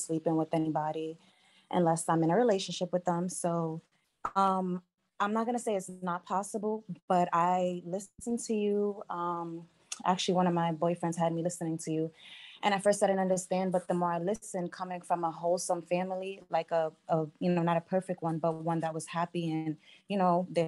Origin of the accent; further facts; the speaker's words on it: New York, United States; now in Atlanta, United States; I'm from New York